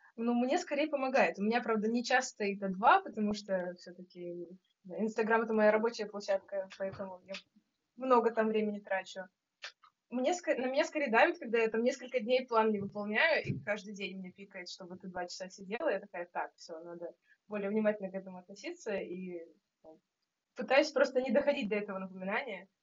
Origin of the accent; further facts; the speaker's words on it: Saint Petersburg, Russia; я из Петербурга, наверное, по большей части